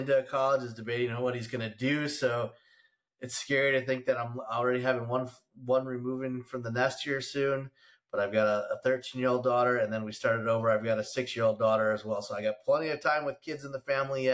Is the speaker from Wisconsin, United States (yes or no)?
yes; Wisconsin, United States; moved away; I am from Wisconsin, so I am a huge Packer.